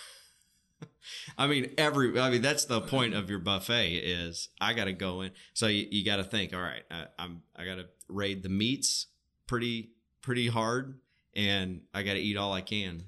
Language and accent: English; Arkansas, United States; we're both from Arkansas